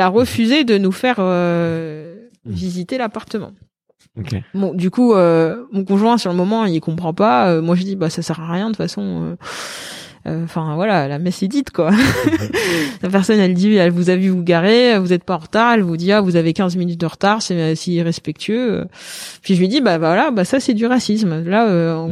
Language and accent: French; Paris, Île-de-France, France; je suis parisienne